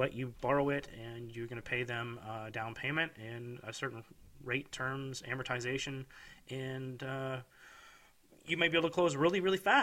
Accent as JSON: {"language": "English", "country": "Canada", "said": "As a Canadian, when I was buying properties in Canada"}